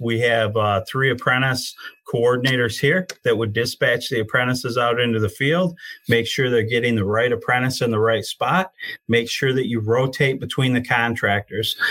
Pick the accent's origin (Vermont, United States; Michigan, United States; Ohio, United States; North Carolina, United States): Michigan, United States; Genesee County; I'm from the Genesee County area